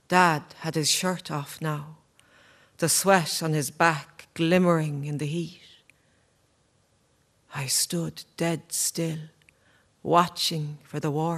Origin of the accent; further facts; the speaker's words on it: Ireland; I'm Irish.